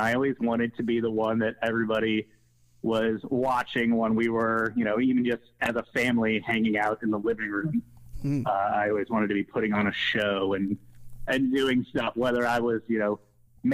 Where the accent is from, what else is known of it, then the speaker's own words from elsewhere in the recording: West Chester, Ohio, United States; also born or lived in Wheaton, Illinois / Milwaukee, Wisconsin; But by and large have spent most of my life in Cincinnati, and mainly, I grew up in like the Westchester area, went to Lakota East High School